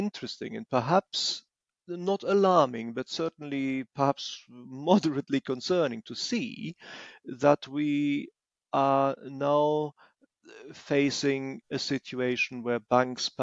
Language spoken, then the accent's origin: English; Germany; moved away as an adult; now in England, United Kingdom; I was born in Germany and lived there for decades